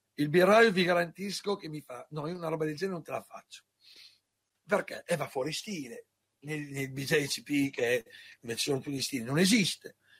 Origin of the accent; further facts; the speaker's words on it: Parma, Emilia-Romagna, Italy; io sono di Parma